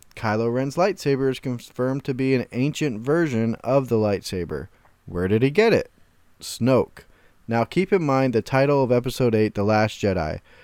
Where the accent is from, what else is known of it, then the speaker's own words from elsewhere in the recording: Florida, United States; I'm from Florida.